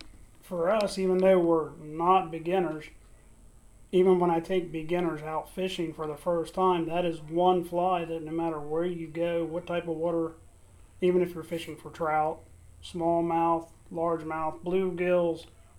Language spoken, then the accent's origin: English; Pennsylvania, United States; We're from Pennsylvania.